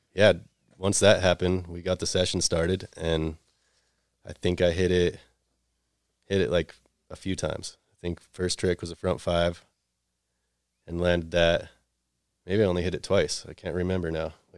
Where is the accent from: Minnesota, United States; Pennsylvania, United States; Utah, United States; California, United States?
Utah, United States; Salt Lake City; I grew up here in Salt Lake City